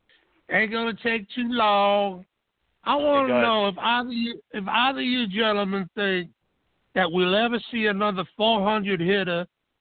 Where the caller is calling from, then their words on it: Baton Rouge, Louisiana, United States; I'm calling from Baton Rouge, Louisiana.